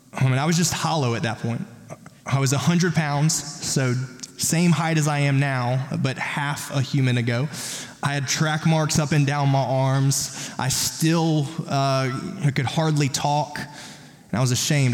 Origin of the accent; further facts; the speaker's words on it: South Carolina, United States; I'm from South Carolina